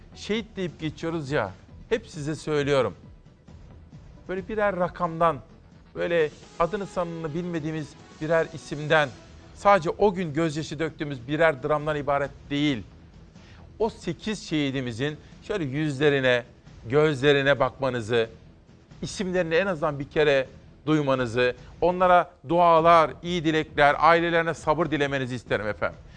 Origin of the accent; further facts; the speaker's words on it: Simav, Kütahya, Turkey; Ben Kütahya Simav'da doğup büyüdüm.